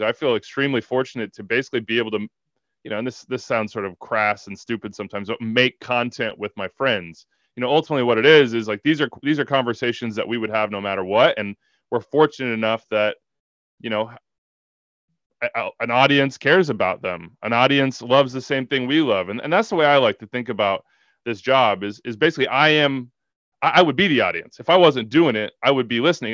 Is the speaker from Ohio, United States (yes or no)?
no; Wichita, Kansas, United States; also born or lived in New York; now in Kansas City, United States; I'm from Wichita, Kansas, and I went to K U